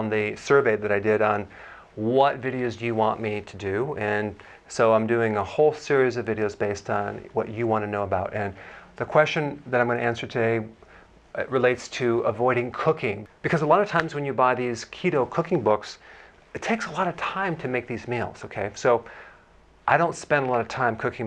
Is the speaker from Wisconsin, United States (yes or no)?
yes; Wisconsin, United States; I'm from Wisconsin